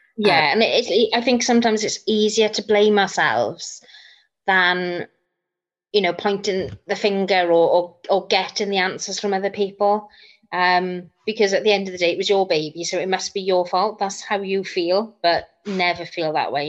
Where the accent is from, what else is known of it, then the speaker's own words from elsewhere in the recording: Bridgend, Wales, United Kingdom; I'm from South Wales in Bridgend.